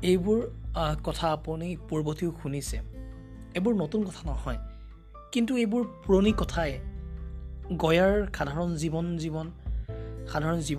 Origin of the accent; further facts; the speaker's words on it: Assam, India; কিয়নো অসমৰ বেছি শতাংশ এনেবোৰ পাহাৰ ভৈয়ামেৰে আগু আগুৰা গতিকে পাহাৰ ভৈয়ামৰ কাষতে আমাৰ ঘৰ আমাৰ গাঁও আমাৰ পৰিয়াল আমাৰ দৈনন্দিন জীৱন